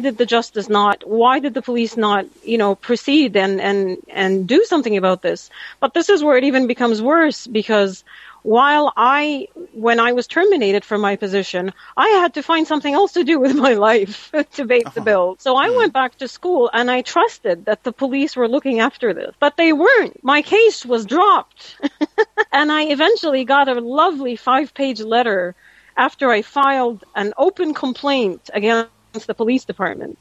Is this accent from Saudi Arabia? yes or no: yes; Saudi Arabia; moved away as an adult; now in Canada; I wasn't here as a Canadian. I was still Saudi.